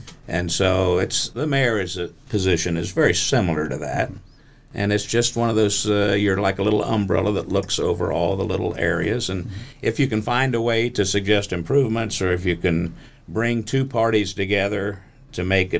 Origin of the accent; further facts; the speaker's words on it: Beavercreek, Ohio, United States; I was raised in Beaver Creek